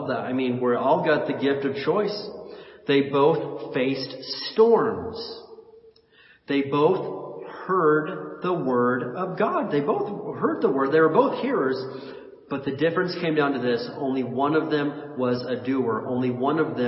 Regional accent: Indiana, United States; I was born and raised in Indiana

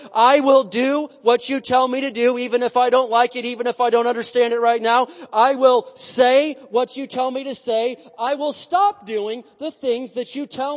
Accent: United States; I was born in America

